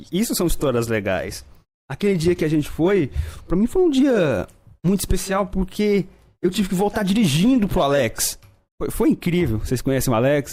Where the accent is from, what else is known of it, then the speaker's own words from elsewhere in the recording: Noroeste, Brazil; região de onde a gente vem, lá da Noroeste